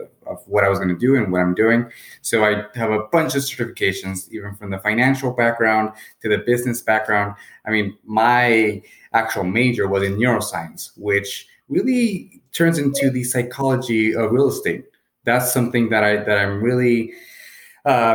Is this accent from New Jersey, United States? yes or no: no; San Diego, California, United States; also born or lived in Santa Barbara / St. Petersburg, Russia / Sacramento; now in San Francisco, United States; I grew up in San Diego, Southern California